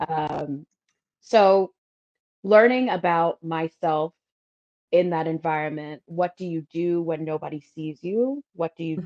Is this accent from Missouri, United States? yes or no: no; New York City, New York, United States; I was the girl from Brooklyn